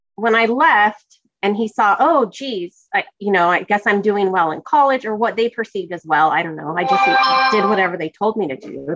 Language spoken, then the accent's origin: English; California, United States; growing up in California, it's fairly diverse, and I grew up in a diverse town